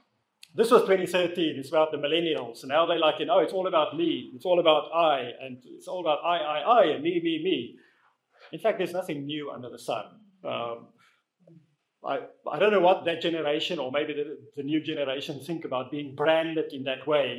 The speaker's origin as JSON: {"language": "English", "country": "South Africa", "tie": "born or raised there", "also_born_or_lived": "Netherlands / Namibia / United Kingdom", "moved": "as an adult", "lives_now": "Watford, United Kingdom", "said": "I grew up in South Africa. I was born there. I left when I was about 27"}